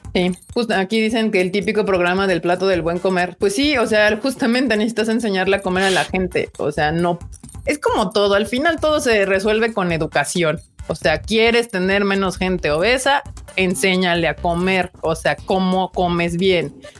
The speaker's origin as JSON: {"language": "Spanish", "country": "Mexico", "said": "como mexicanos"}